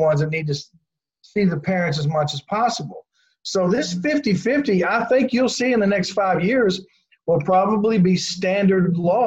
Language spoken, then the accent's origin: English; Kentucky, United States; also born or lived in southern Indiana; now in Indiana, United States; I grew up in Kentucky, yes. Okay. But I live in southern Indiana.